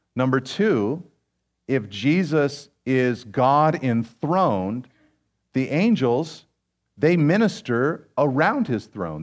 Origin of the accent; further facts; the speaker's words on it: Pacific Grove, California, United States; I grew up in Pacific Grove